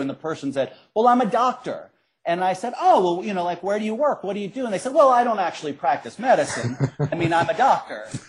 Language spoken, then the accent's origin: English; Cincinnati, Ohio, United States; I grew up in Cincinnati. I grew up on the west side of Cincinnati